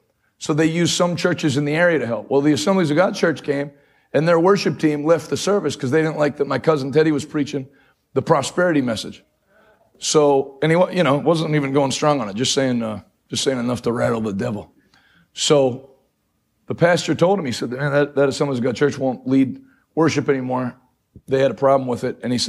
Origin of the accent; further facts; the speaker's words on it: New England, United States; I grew up preaching in New England.